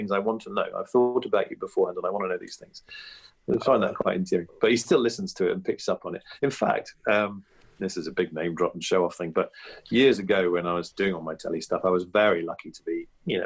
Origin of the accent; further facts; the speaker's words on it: Evesham, West Midlands, United Kingdom; moved away as an adult; also born or lived in Clapham, London; went back to my hometown at Christmas, which I still used to do that every year after leaving university and everything else, you'd all go back to Evesham